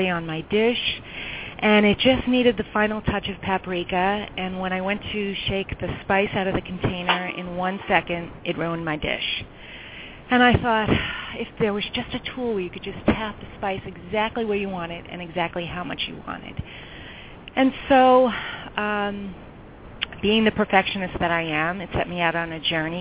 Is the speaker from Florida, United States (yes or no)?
no; New York, United States; also born or lived in California; now in Chicago, United States; I was born and raised in New York. But Chicago now feels like home to me because I've been here for over 20 years